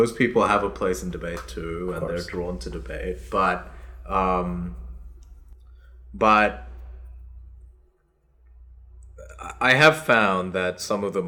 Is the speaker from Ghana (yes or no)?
no; Australia; English is a second language; also born or lived in South Korea; I was 8 when I moved from South Korea to Australia.